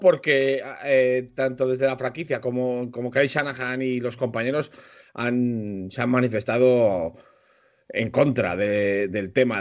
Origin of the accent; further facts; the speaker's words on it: Spain; Yo, como buen español y mucho español